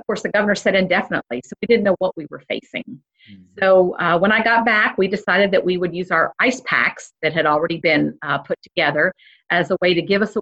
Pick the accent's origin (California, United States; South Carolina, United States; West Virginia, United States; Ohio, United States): West Virginia, United States; Fairmont; also born or lived in Cumberland, Maryland / Ridgeley, West Virginia; we moved to Fairmont from Ridgely, West Virginia, when my father was accepted as the assistant registrar at Fairmont State